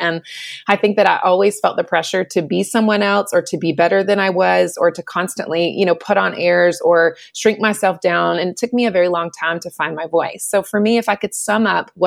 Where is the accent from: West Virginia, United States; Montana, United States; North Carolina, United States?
North Carolina, United States; I was born and raised in North Carolina